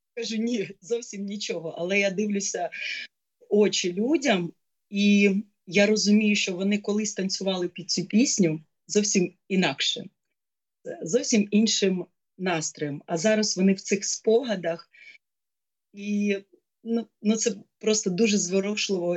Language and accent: Ukrainian; Kyiv, Ukraine; моє місто, мій рідний Київ